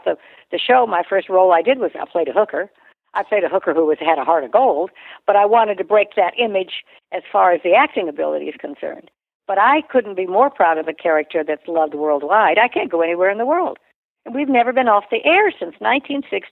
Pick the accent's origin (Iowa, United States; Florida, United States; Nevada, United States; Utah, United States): Nevada, United States; Reno; I was raised in Reno, Nevada, where there's prostitution, gambling, divorce.